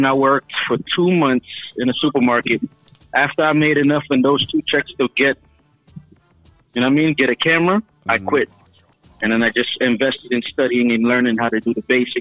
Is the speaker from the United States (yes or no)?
yes; United States; also born or lived in Costa Rica; now in Brooklyn, United States; I am American born and Costa Rican descent